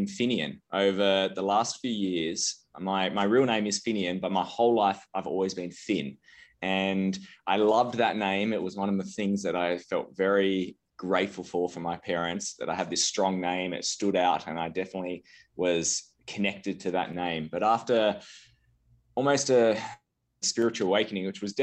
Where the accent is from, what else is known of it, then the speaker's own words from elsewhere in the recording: Australia; moved away as an adult; now in Aspen, United States; I'm originally from Australia. I now live in Aspen, Colorado. I moved over 5 years ago for business